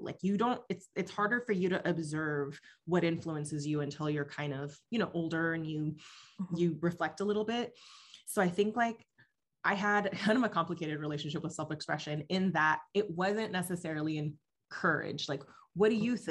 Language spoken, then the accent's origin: English; West Coast, United States; English is a second language; growing up on the West Coast